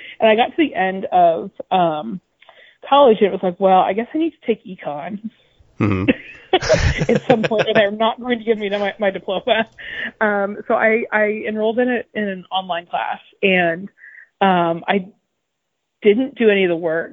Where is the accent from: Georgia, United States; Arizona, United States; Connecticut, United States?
Georgia, United States; Marietta; moved away as an adult; now in Brooklyn, United States; I'm from Marietta, grew up in Marietta, Cobb County Schools.